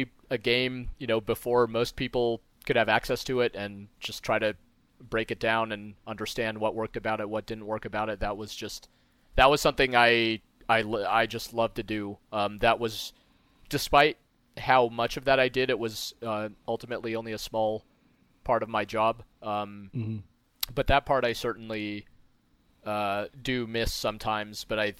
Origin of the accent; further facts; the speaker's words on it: Moscow, Russia; born there; I happen to be a Russian. I was born in Moscow.